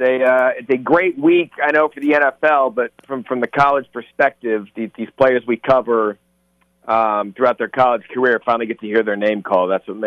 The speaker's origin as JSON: {"language": "English", "town": "Scottsdale", "region": "Arizona", "country": "United States", "tie": "born or raised there", "said": "I was born and raised in Scottsdale, Arizona, went to Arizona State."}